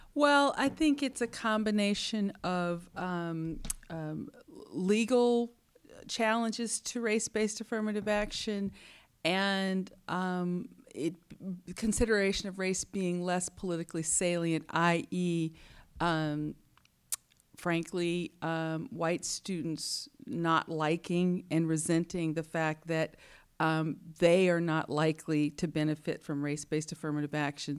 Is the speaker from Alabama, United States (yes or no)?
yes; Huntsville, Alabama, United States; I was born in Huntsville, Alabama, uh, a place where Warner von Braun and scientists went in the sixties to help put the man on the moon. So I was surrounded by engineers.